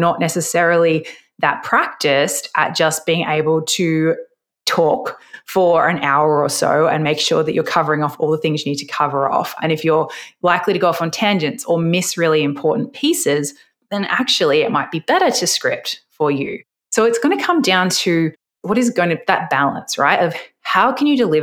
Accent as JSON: {"language": "English", "country": "Australia", "said": "I'm Australian"}